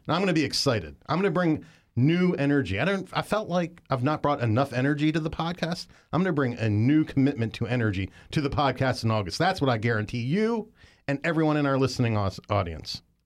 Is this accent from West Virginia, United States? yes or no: yes; West Virginia, United States; moved away; I lived one other place when I was growing up in West Virginia, also a coal mining town